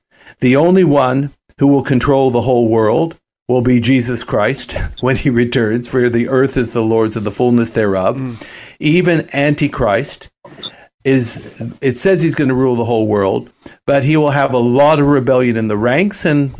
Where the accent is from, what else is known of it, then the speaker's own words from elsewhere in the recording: United States; now in Australia; As many of your listeners know, I am originally from the United States. I've lived most of my life in Australia